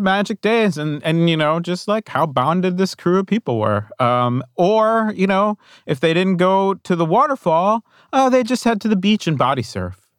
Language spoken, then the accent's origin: English; New Jersey, United States; I grew up in New Jersey in the nineteen eighties